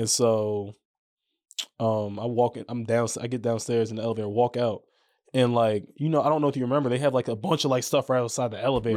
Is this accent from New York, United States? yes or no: yes; New York, United States; moved away as an adult; now in Orlando, United States; growing up there, man, it, it was dope